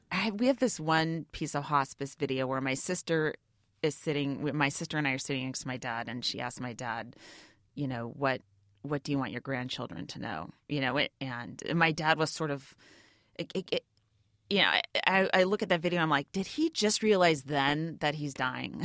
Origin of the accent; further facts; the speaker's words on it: Bay Area, California, United States; also born or lived in New York; I'm from the Bay Area